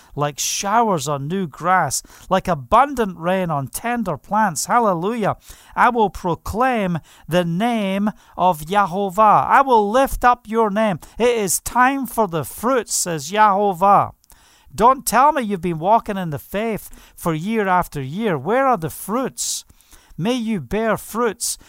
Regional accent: Scotland, United Kingdom; now in Israel; I'm from Scotland.

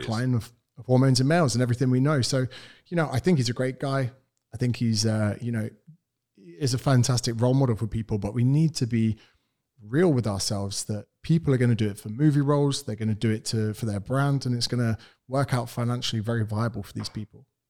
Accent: United Kingdom; accent: British; moved away as an adult; now in Australia; I am British. I'm from the United Kingdom.

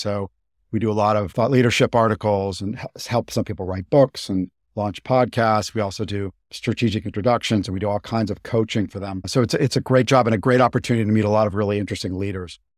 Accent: Boston, Massachusetts, United States; moved away as an adult; also born or lived in Japan; I grew up in Boston

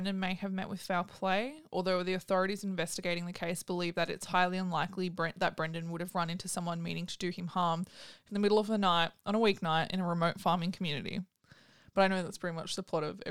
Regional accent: Australia; I was from Australia

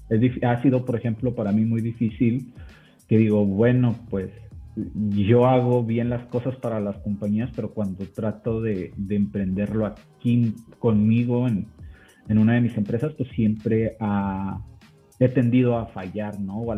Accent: Mexico; Sé que aquí yo soy mexicano, entonces aquí en México es difícil tratar de, de, cambiar esa perspectiva.

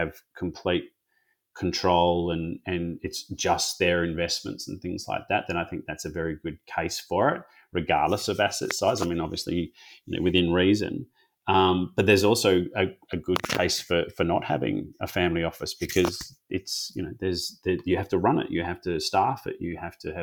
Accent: Perth, Western Australia, Australia; also born or lived in Sydney; I'm in Western Australia, so I grew up in Perth

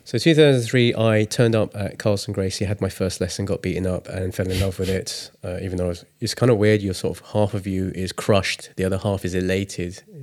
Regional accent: England, United Kingdom; I was born in England, but my parents are Chinese. And growing up, I was born in the si-, seventies. No, I was born in the sixties, grew up in the seventies

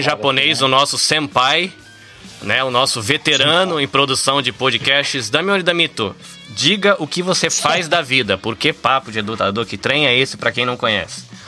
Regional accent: Brazil; moved away as an adult; now in Shizuoka, Japan; eu sou brasileiro, né? Dá pra ver pela essa cara de brasileiro. Tô no Japão desde 2003

